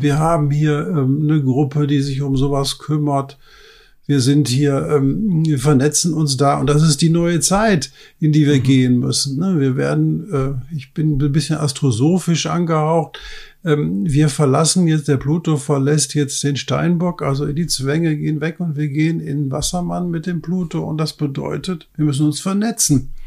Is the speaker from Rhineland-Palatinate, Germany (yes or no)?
no; Ruhr area, North Rhine-Westphalia, Germany; ich komme aus dem Ruhrpott